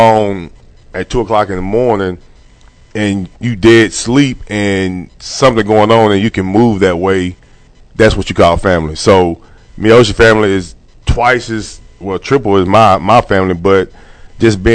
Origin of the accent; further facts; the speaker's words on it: Longview, Texas, United States; also born or lived in Pine Tree, Texas; all my best friends that I grew up with in Longview